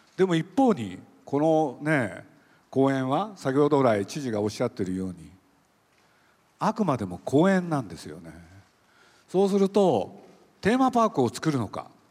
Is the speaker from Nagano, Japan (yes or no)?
no; Nagoya, Aichi, Japan; now in Tokyo, Japan; 僕も愛知県の名古屋で生まれてそれで育ったんですけれど